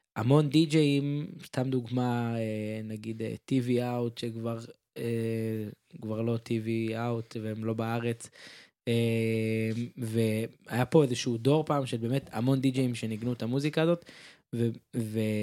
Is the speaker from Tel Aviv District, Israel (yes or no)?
yes; Ramat HaSharon, Tel Aviv District, Israel; אני רמת שרוני